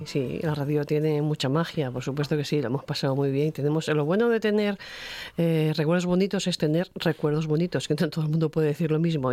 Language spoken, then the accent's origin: Spanish; Asturias, Spain; gente de mi tierra